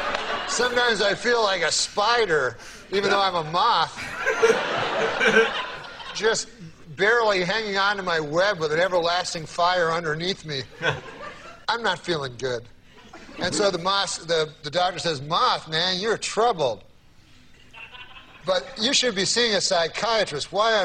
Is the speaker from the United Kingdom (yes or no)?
yes; Scotland, United Kingdom; I'm Scottish. I'm a Scot.